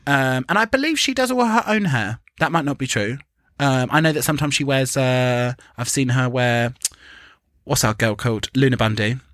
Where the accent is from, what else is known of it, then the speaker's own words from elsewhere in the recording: England, United Kingdom; But the fact that we're English